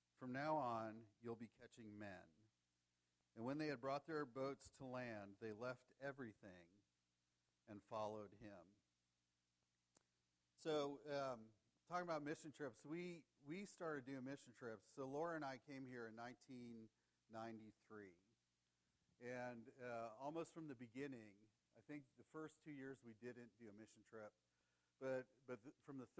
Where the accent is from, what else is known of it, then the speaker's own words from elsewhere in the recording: Ohio, United States; I'm from Ohio.